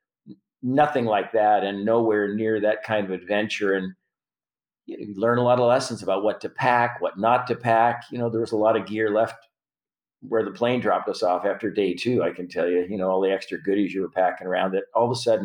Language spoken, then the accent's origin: English; Prince Albert, Saskatchewan, Canada; now in United States; I'm from Prince Albert, mm-hmm. Saskatchewan.